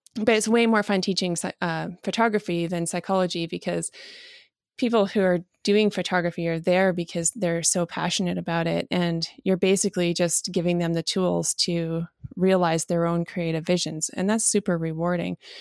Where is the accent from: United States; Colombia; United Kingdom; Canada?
Canada; Calgary, Alberta; I'm from Calgary, Alberta.